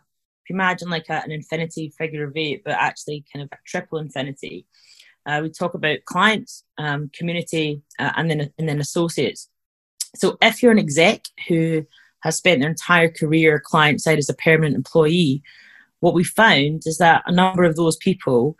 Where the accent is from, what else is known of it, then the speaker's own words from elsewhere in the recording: Scotland, United Kingdom; you probably can tell I'm from Scotland